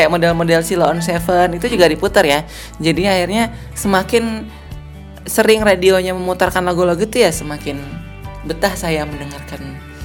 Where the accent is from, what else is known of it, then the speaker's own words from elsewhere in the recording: Kupang, East Nusa Tenggara, Indonesia; Saya kan aslinya dari Kupang nih, Nusa Tenggara Timur.